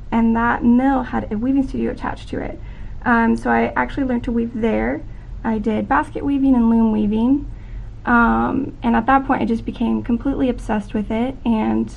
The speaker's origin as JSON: {"language": "English", "town": "Branson", "region": "Missouri", "country": "United States", "said": "I am from Branson, Missouri"}